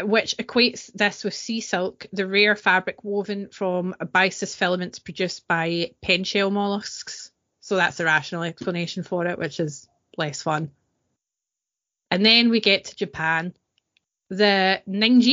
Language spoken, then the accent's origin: English; East Kilbride, Scotland, United Kingdom; I'm from Green Hills in East Kilbride